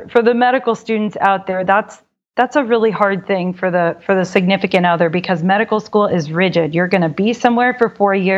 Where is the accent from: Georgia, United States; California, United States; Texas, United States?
Texas, United States; Dallas; moved away; also born or lived in Boston / Miami / Thailand; I'm from Dallas originally.